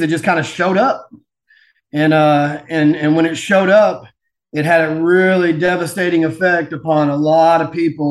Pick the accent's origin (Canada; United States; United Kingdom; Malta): United States; Plano, Texas; growing up in Plano, Texas, which is basically a suburb of Dallas north here